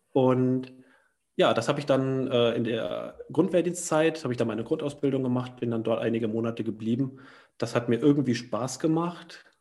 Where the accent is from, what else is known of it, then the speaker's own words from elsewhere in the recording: Thuringia, Germany; moved away; in dem Heimatdorf aus Thüringen, wo ich herkomme